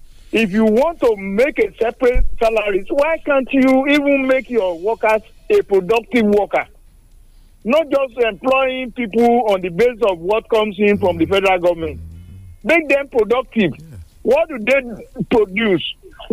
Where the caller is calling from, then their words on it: Songo, Nigeria; I'm calling from Songo.